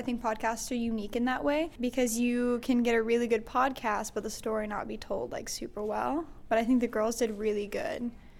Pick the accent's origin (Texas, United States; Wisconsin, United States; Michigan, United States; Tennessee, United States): Tennessee, United States; Gatlinburg; moved away as an adult; now in Berea, United States; I'm from Gatlinburg, Tennessee, right now residing in Berea College.